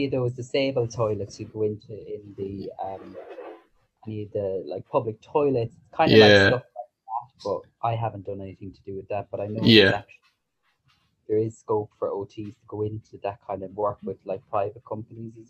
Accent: Cashel, Munster, Ireland; I'm from Ireland, obviously. Yeah. My accent. Cashel Castle. Yeah, Cashel. From a town, like outside a town called Cashel

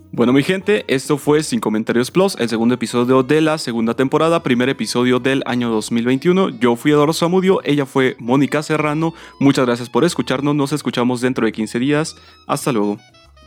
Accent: Mexico; como mexicanos

